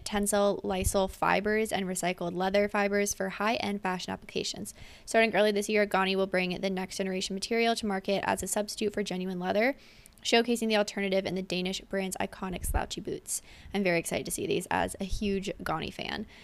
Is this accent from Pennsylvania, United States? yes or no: yes; Pennsylvania, United States; my hometown in Pennsylvania